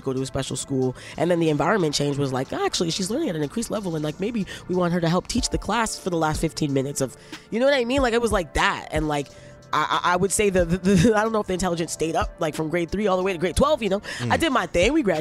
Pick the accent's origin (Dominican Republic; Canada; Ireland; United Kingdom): Canada; Toronto, Ontario; also born or lived in Brampton / Scarborough; when I grew up in Toronto, I was getting C's and D's